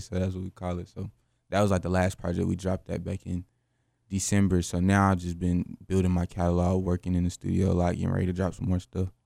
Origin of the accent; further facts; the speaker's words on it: Greensboro, North Carolina, United States; I'm from Greensboro, North Carolina, born and raised.